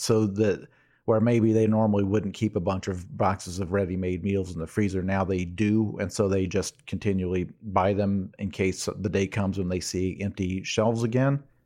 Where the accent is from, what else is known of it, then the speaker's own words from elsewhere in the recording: United States; I'm an American